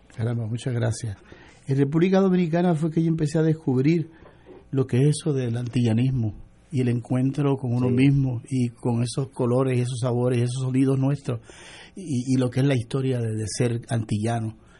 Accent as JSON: {"language": "Spanish", "country": "Puerto Rico", "tie": "born or raised there", "said": "mi identidad, de mi lugar de nacimiento"}